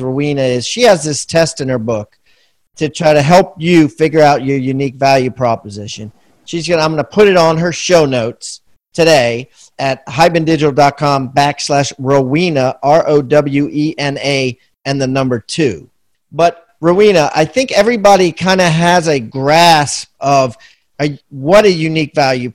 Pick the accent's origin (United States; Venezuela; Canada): United States; Washington, District of Columbia; I was born in Georgetown Hospital.